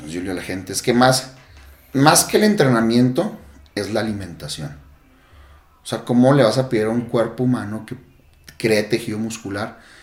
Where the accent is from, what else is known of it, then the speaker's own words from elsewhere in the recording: Mexico; yo como buen mexicano